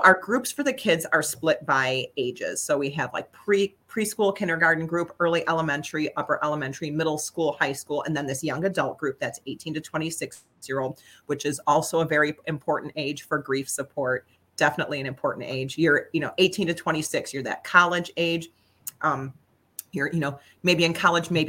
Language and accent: English; St. Joseph, Michigan, United States; also born or lived in Chicago; now in Lansing, United States; I was born in Chicago, grew up in Southwest Michigan here in St. Joe, and then moved to the Lansing area to go to Michigan State University